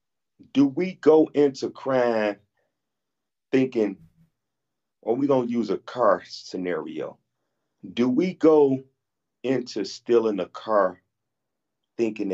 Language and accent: English; United States; We're from America